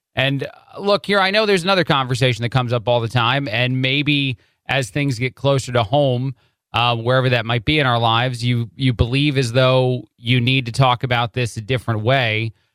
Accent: New Jersey, United States; moved away; also born or lived in Chicago, Illinois; I am from the Jersey area, but I lived in Chicago and Illinois for a long time

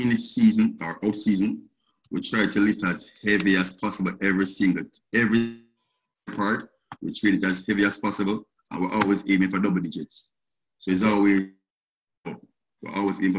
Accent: Jamaica; moved away as an adult; now in United States; Originally I'm from Jamaica. I resided in Jamaica. So I just came to the States since January 2019.

